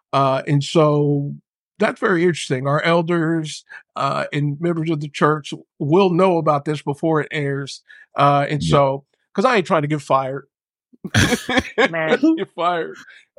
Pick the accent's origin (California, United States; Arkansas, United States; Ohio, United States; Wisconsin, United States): California, United States; San Diego; Jasmine's from Long Beach, from the LBC. I'm from San Diego.